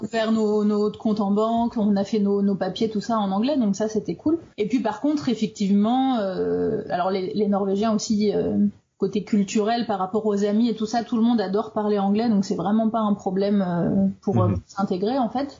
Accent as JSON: {"language": "French", "area": "Ardennes", "region": "Grand Est", "country": "France", "tie": "born or raised there", "also_born_or_lived": "Paris, France", "moved": "as an adult", "lives_now": "Norway", "said": "Je suis originaire des Ardennes et j'ai vécu 10 euh, ans à Paris"}